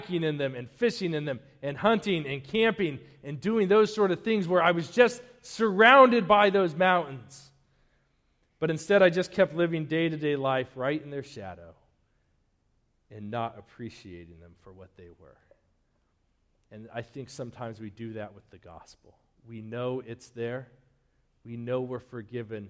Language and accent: English; Denver, Colorado, United States; also born or lived in Eastern Plains, Colorado; now in Wakefield, United States; I grew up in Denver. Before I moved to that dusty cow town on the Eastern Plains, I was like 15 minutes from the mountains.